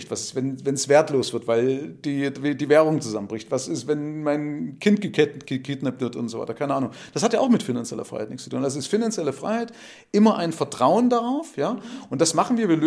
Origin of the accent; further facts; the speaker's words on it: East Germany, Germany; Also ich bin 53, also Baujahr 1970. Ich komme aus dem Nahen